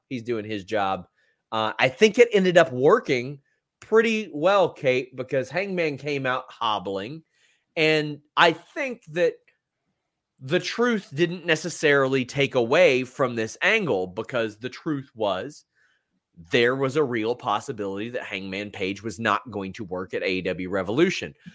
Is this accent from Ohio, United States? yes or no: no; Southern Kentucky, United States; accent: Southern Kentucky; Mine is Southern Kentucky